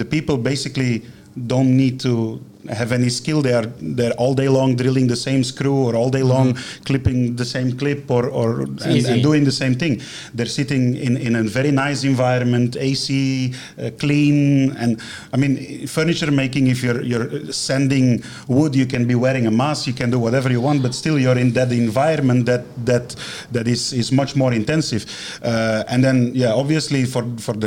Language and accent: English; Belgium; moved away as an adult; now in China; back in Belgium, in my hometown